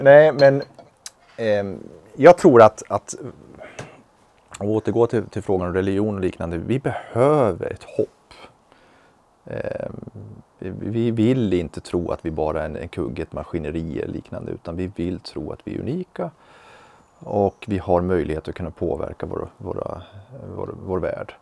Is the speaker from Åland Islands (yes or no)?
no; Sweden; född här i, i Sverige